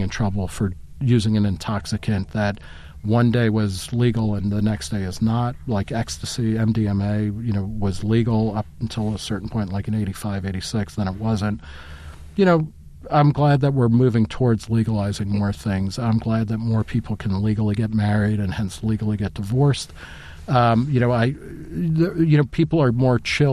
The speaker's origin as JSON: {"language": "English", "region": "New Jersey", "country": "United States", "tie": "born or raised there", "also_born_or_lived": "Brooklyn, New York", "moved": "yes", "lives_now": "Ohio, United States", "said": "I was born in Brooklyn. I grew up in New Jersey. I love where I'm from."}